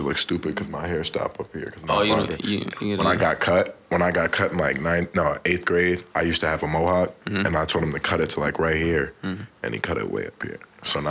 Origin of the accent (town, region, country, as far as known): Woodbury, United States; born or raised there